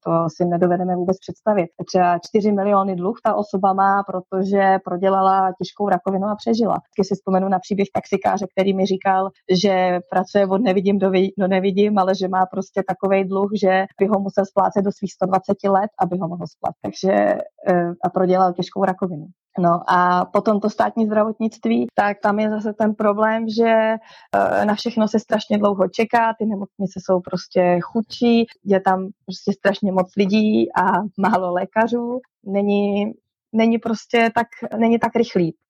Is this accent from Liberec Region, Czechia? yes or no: yes; Česká Lípa, Liberec Region, Czechia; moved away as an adult; now in Chile; já jsem z České Lípy